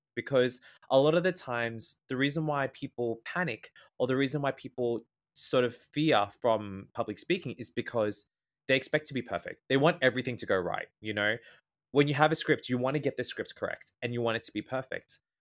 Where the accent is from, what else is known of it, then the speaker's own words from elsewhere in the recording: Australia; first language English; I am Australian and I am an English speaker, I speak rapid fast.